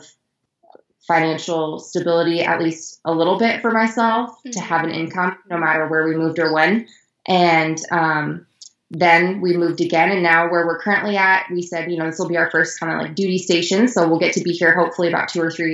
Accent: Iowa, United States; moved away as an adult; also born or lived in Colorado; I am originally from Iowa. I was born and raised there

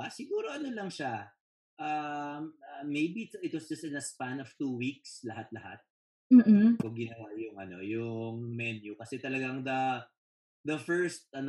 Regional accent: Philippines; bilang Pilipino, aminin nyo to, aminin nyo to guys

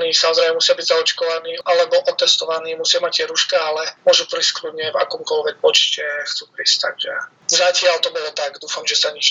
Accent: Slovakia; now in France; potom som išiel domov áno, na Slovensko

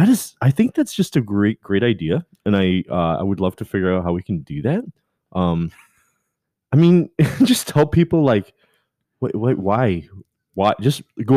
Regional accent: Canada; I am Canadian.

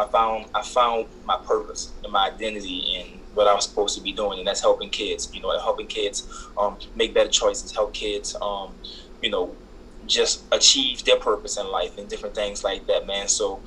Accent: New Orleans, Louisiana, United States; Just like that said, man, I'm from New Orleans, Louisiana.

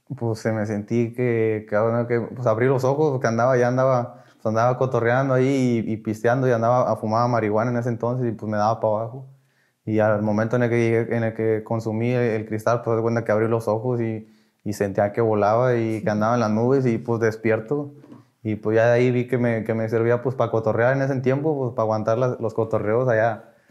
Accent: Ciudad Victoria, Tamaulipas, Mexico; soy de aquí de Ciudad Victoria

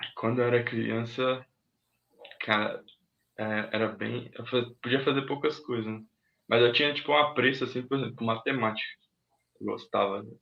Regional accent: Minas Gerais, Brazil; now in Arujá, Brazil; Mas eu fui criado lá em Minas Gerais. Né? Meus pais são de lá. Aí eu cresci lá.

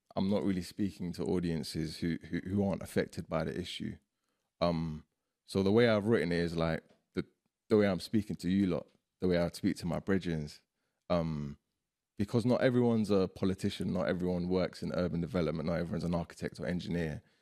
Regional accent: London, United Kingdom; also born or lived in Iraq; growing up in Ends

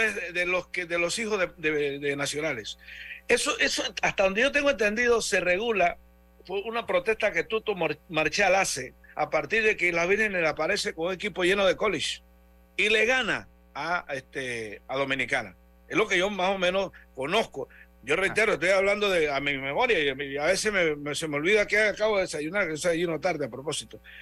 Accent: Panama

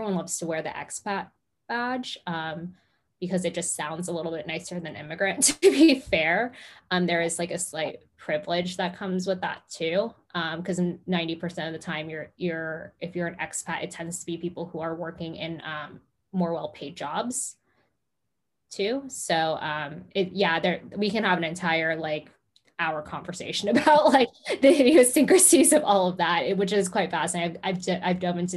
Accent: Los Angeles, California, United States; moved away as an adult; also born or lived in Arizona; now in London, United Kingdom; I was born and raised in Los Angeles

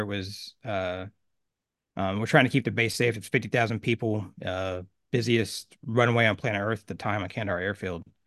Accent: Oklahoma, United States; I grew up in Oklahoma, a small town, about eight thousand people

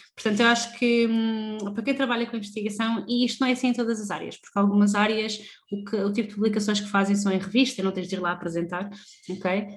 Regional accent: Lisbon, Portugal; saímos de Lisboa, que era onde, onde nós sempre morámos

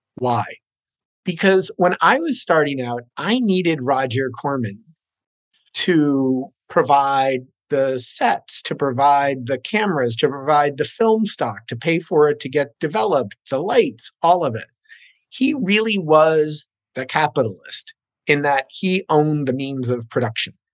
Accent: New Jersey, United States; moved away as an adult; also born or lived in New York City; now in Los Angeles, United States; I was born in New York City, went to uh, elementary, junior high school and high school in New Jersey

